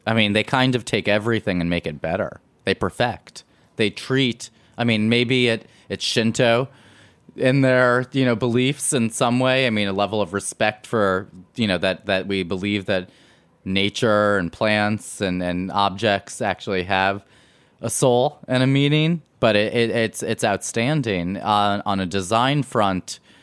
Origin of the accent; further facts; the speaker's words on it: New York City, New York, United States; growing up on Spring Street we had our our our, our shopping was Little Italy and was Chinatown